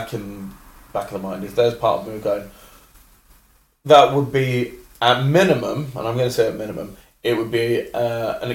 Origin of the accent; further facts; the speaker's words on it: London, United Kingdom; as a Londoner